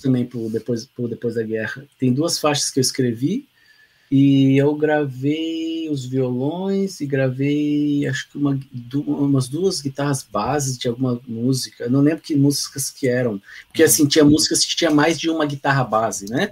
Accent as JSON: {"language": "Portuguese", "town": "Pindamonhangaba", "region": "São Paulo", "country": "Brazil", "tie": "born or raised there", "also_born_or_lived": "England", "moved": "as an adult", "lives_now": "Lages, Brazil", "said": "na minha cidade natal, né, Pindamonhangaba"}